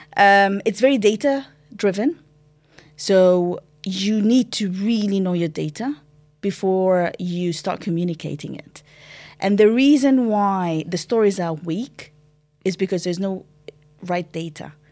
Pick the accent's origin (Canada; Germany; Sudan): Sudan; moved away; I'm originally from Sudan